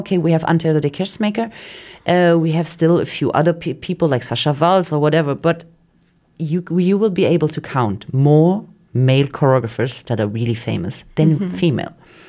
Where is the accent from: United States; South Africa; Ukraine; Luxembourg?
Luxembourg; because the Luxembourgish artist, if you say wherever you are, oh, I'm from Luxembourg, they're like, in the artistic world, they're like, wow, there are not only banks in Luxembourg, you know?